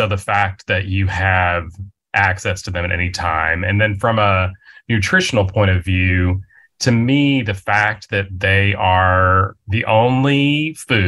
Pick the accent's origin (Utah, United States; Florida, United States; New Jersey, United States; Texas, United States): Texas, United States; West; I grew up in West Texas